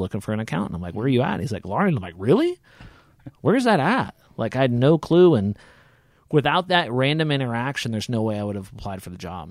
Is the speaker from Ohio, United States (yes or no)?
no; Hutchinson, Kansas, United States; moved away as an adult; also born or lived in Topeka, Kansas; now in Larned, United States; originally born and raised in Hutchinson, Kansas